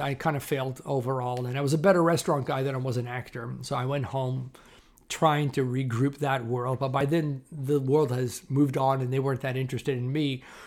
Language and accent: English; Toronto, Ontario, Canada; I grew up in Toronto, Canada, which is where I'm based currently, again.